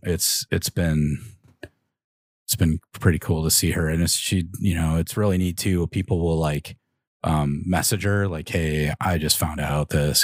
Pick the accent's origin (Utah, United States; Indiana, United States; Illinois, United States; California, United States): Illinois, United States; Chicago; we're all from the Chicagoland area